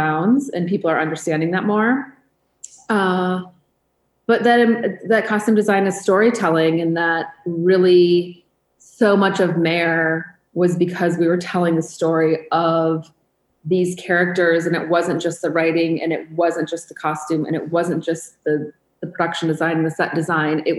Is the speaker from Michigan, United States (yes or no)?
yes; Michigan, United States; moved away as an adult; also born or lived in New York; I grew up in Michigan